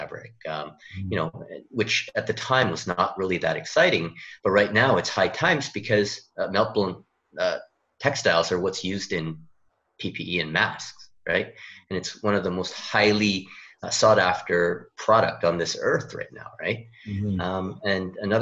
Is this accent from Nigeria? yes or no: no; Canada; moved away as an adult; now in South Korea; I am actually a Canadian, kind of implanted into Korea now. I've been here for about 10 years.